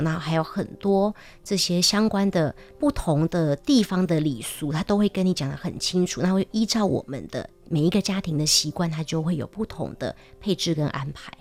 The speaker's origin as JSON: {"language": "Chinese", "country": "Taiwan", "also_born_or_lived": "United Kingdom", "said": "我之前在英国念书嘛，那我二零一四从英国回来之后，我就有观察到，其实台湾的整个呃经济跟产业的发展啊"}